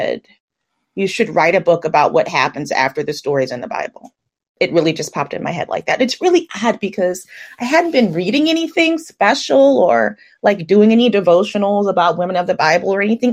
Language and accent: English; New Orleans, Louisiana, United States; also born or lived in Atlanta; I'm from New Orleans